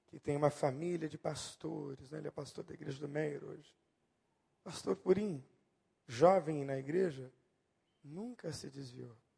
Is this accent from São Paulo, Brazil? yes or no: yes; Santo André, São Paulo, Brazil; also born or lived in Bauru, São Paulo; todos nós nos mudamos de São Paulo, aliás, Santo André ali em São Paulo, na região do Grande ABC, para Bauru no interior